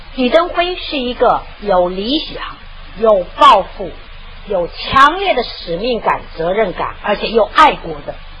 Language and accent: Chinese; Taiwan; also born or lived in Anhui (ancestry); 我呢，就算是驻台第二代